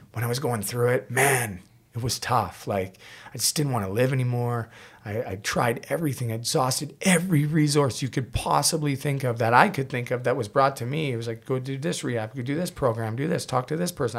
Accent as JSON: {"language": "English", "town": "Port Coquitlam", "region": "British Columbia", "country": "Canada", "tie": "born or raised there", "said": "my hometown of Port Coquitlam"}